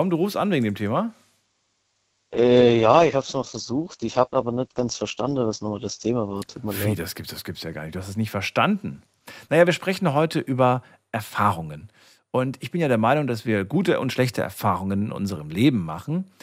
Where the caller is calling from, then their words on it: Freiburg, Baden-Württemberg, Germany; Servus, ich komme aus Freiburg.